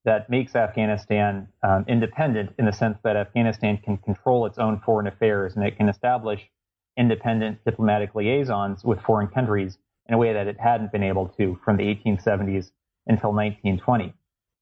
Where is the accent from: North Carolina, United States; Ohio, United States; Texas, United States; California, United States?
California, United States; Los Angeles; moved away as an adult; also born or lived in East Coast (Princeton, New Jersey); I grew up in the Los Angeles area and ended up coming to the East Coast for university.